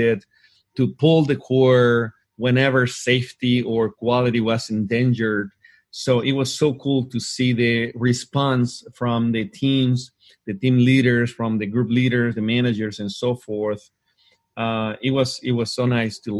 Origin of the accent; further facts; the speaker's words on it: Hermosillo, Sonora, Mexico; I had the opportunity to work inside a Ford Motor Company here in my hometown in Hermosillo, Mexico.